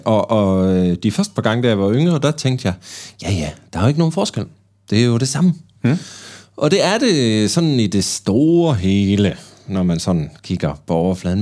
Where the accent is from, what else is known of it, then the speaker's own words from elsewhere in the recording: Bergen, Vestland, Norway; accent: Bergen Norwegian; jeg er fra Bergen